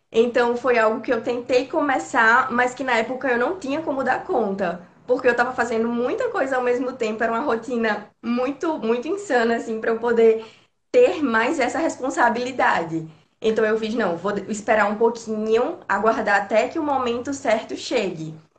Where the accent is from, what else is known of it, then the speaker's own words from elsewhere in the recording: Natal, Rio Grande do Norte, Brazil; eu sou de Natal, no Rio Grande do Norte